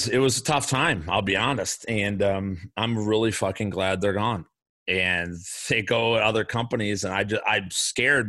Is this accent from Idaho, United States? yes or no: no; Chicago, Illinois, United States; I grew up in the South Side of Chicago